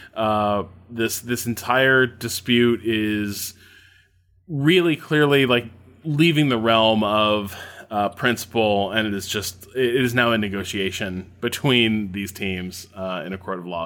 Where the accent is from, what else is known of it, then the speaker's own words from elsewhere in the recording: Indiana, United States; Indiana Uh, my home state